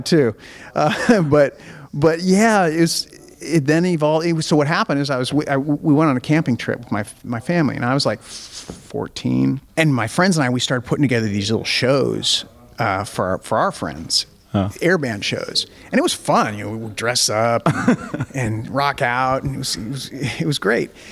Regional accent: Spokane, Washington, United States; my hometown in spokane

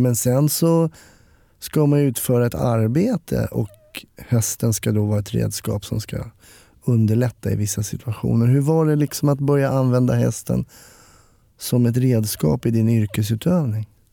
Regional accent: Stockholm, Stockholm County, Sweden; jag är ju uppvuxen i Stockholm

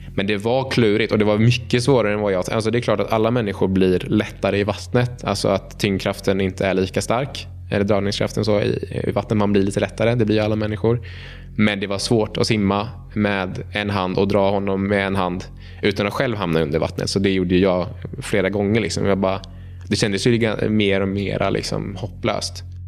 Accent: Uppsala, Uppsala County, Sweden; jag är uppväxt eh, i centrala Uppsala

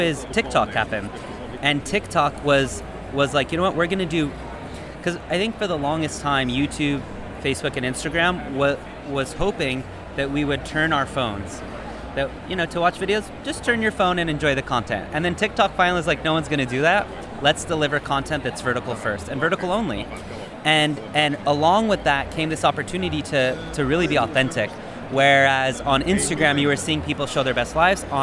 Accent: United States; moved away as an adult; an American who moved abroad in 2016

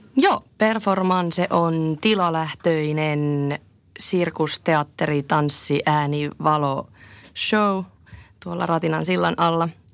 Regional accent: Tampere, Pirkanmaa, Finland; also born or lived in Bristol, United Kingdom; mä oon tamperelainen direktööri

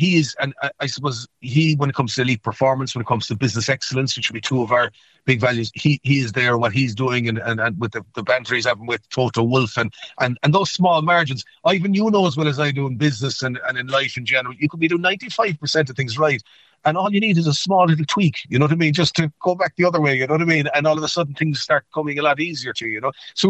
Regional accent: Canada; born there; and I was born in Canada, actually, and I used the Canadian connection

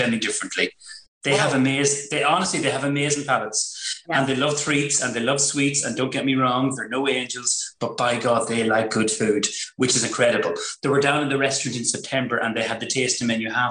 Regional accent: Ireland; We're from Cab

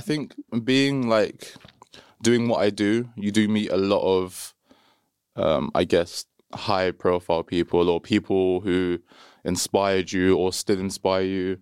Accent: London, United Kingdom; I'm from London

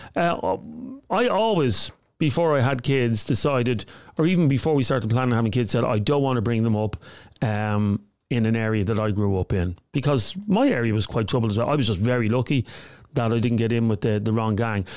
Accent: Dublin, Leinster, Ireland; I grew up in Coolock

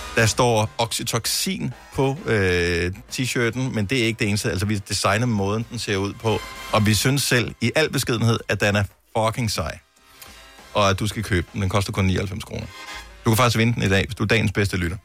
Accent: Esbjerg, Southern Denmark, Denmark; fra min fødeby, Esbjerg

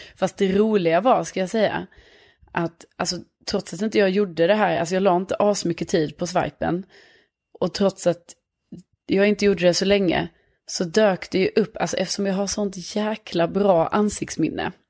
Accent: Lund, Skåne, Sweden; accent: Scanian; moved away as an adult; now in Stockholm, Sweden; jag är från Lund men bor i Stockholm

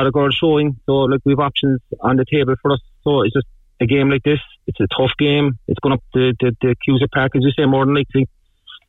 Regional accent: Cork, Munster, Ireland; we're from Cork

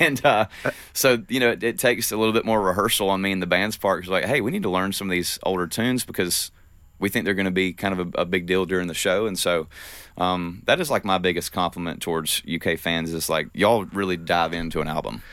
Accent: the South, United States; growing up in the South

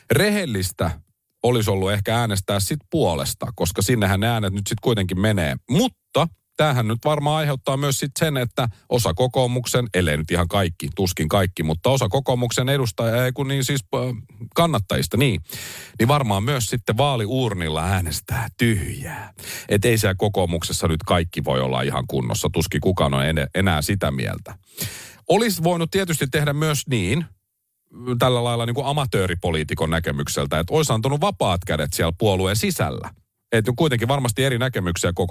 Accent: Helsinki, Uusimaa, Finland; Mä oon myös Pasilasta kuten Paavokin ja mä tiedän sen pasilalaisen herkän jalalla auton pysäyttämisen.

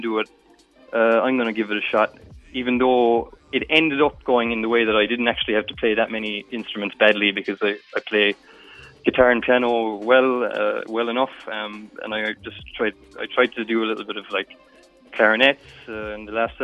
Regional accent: Midleton, Ireland; now in Brussels, Belgium; I'm from Middleton

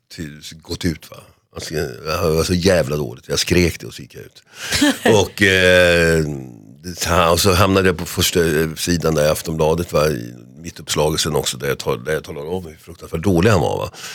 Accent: Solna, Stockholm County, Sweden; när jag är fyra år i det här fallet då, va? Fyra och ett halvt år på sagans dag hemma i Huvudsta.

